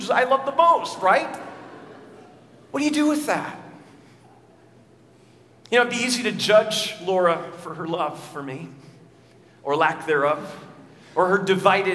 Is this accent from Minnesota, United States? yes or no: yes; Minnesota, United States; As a kid, I remember growing up in Minnesota